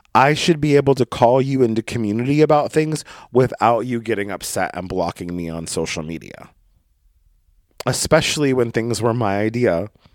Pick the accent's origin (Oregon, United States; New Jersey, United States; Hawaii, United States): Oregon, United States; Brookings; moved away; my hometown of Brookings, Oregon